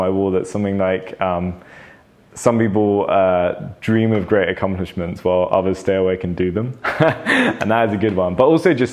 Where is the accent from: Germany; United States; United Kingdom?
United Kingdom; London; I think I've always been a Londoner though. I was born in London and now I live in London.